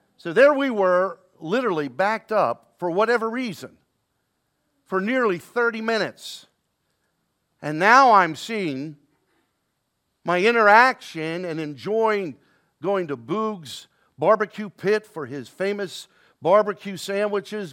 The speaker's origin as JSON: {"language": "English", "town": "Baltimore", "region": "Maryland", "country": "United States", "tie": "born or raised there", "said": "down in Baltimore, my hometown, born and raised there."}